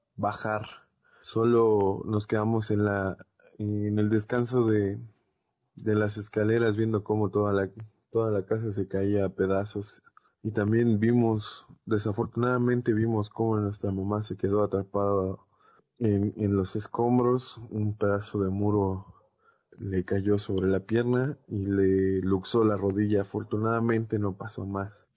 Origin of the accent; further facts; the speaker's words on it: Mexico City, Mexico; Yo soy de San Gregorio Atlapulco, en Xochimilco